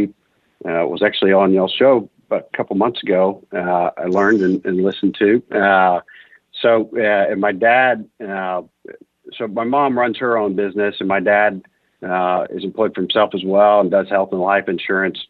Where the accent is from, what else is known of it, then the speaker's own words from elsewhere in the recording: Houston, Texas, United States; also born or lived in Austin, Texas; Born and raised in Houston